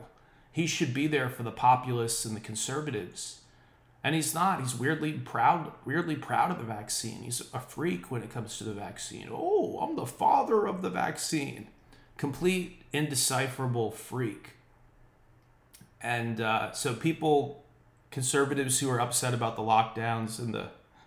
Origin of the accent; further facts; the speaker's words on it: United States; my home state